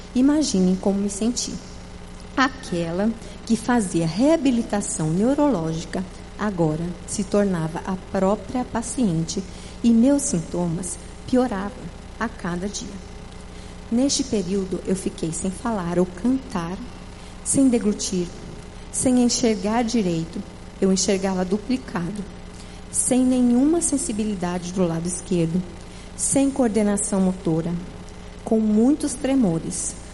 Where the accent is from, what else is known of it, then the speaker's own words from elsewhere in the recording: Paraná, Brazil; now in Fortaleza, Brazil; eu sou do Paraná